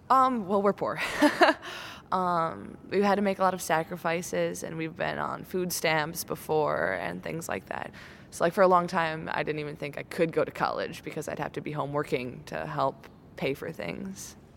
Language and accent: English; Portage, Wisconsin, United States; I am from Portage in Wisconsin.